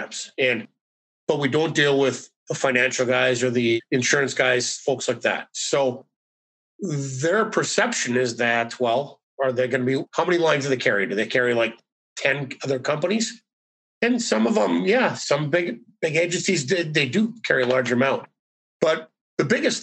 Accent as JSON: {"language": "English", "region": "northern Minnesota", "country": "United States", "also_born_or_lived": "St. Paul, Minnesota", "said": "I'm from northern Minnesota. So basically all we did up there was we play hockey, we hunt, and we fish"}